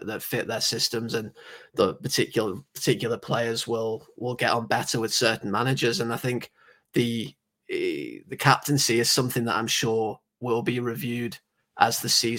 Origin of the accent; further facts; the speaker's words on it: England, United Kingdom; accent: very English; I know I sound very English, but, I don't. I'm the only person in my entire family who's English